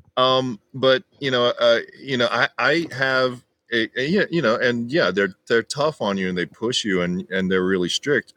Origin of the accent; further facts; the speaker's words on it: Carrollton, Texas, United States; also born or lived in Las Vegas; now in Los Angeles, United States; I grew up in Texas, and like it was during the '80s